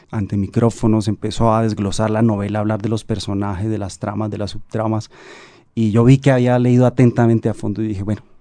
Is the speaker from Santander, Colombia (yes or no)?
yes; Santander, Colombia; yo estaba haciendo como un, viaje familiar eh, en Bucaramanga, yo soy de Santander